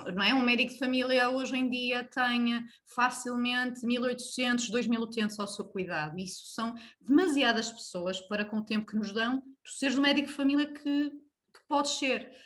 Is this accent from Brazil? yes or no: no; Braga, Norte, Portugal; sou natural de Braga